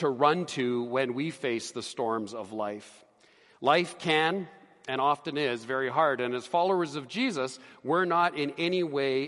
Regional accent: Edmonton, Alberta, Canada; moved away as an adult; also born or lived in Calgary / Ottawa; I grew up on the prairies, as most of you know, that I grew up here in Edmonton

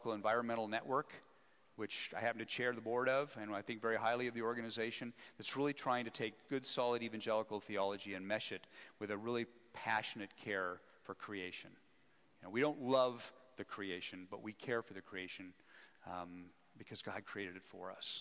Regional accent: Wyoming, United States; also born or lived in Scotland / Philadelphia; now in Spokane, United States; I was born and raised in Wyoming

